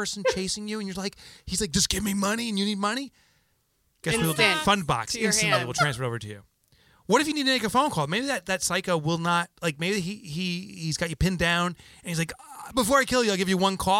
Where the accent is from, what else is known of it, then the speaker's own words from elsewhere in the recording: New Jersey, United States; I mean, we're from New Jersey, so we get it.